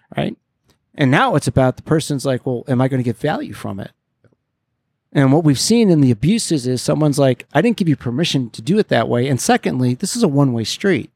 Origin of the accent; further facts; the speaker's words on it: Detroit, Michigan, United States; moved away; Detroit, my hometown